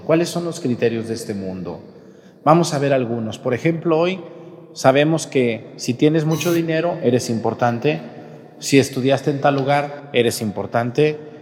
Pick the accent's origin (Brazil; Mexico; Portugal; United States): Mexico; Mexticacán, Jalisco; moved away; a mi pueblo, Mesticacán